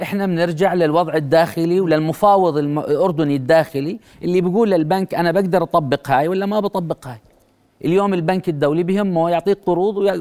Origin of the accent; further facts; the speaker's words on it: Jordan; احنا اليوم كاردنيين